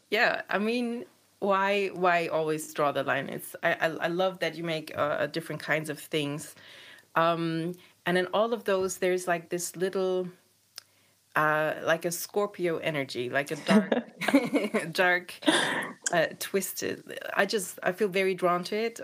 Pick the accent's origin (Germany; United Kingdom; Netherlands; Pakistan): Germany; eastern Germany; I grew up in Eastern Germany